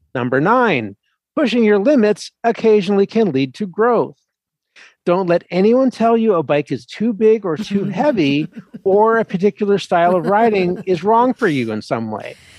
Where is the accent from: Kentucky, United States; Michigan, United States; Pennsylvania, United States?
Pennsylvania, United States; Philadelphia; I'm a Philly boy